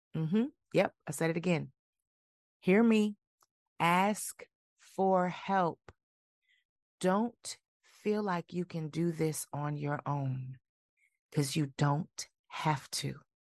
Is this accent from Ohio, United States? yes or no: no; Milwaukee, Wisconsin, United States; moved away; my hometown of Milwaukee, Wisconsin